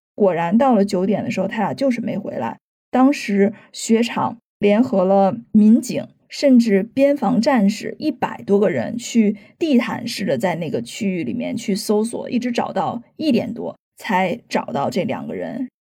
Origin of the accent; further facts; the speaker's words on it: China; 这是让我自己作为一个中国人也很振奋的一点